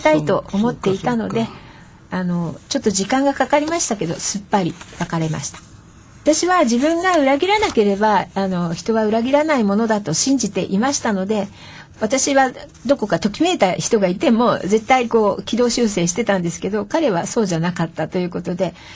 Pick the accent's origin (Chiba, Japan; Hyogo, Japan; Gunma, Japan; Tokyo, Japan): Tokyo, Japan; Setagaya; ふるさとは世田谷の三宿の生まれで、えー、生まれも育ちも、ほぼほぼ世田谷です